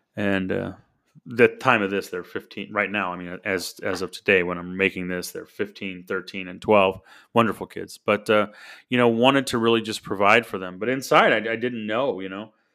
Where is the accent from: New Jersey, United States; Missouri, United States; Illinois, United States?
Missouri, United States; St. Louis; I grew up in Saint Louis, Missouri. Was born there nineteen seventy-eight